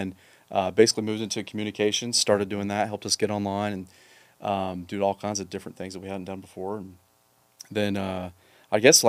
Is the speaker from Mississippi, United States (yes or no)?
yes; Mississippi, United States; also born or lived in Alvarado, Texas; now in Texas, United States; I grew up in Mississippi.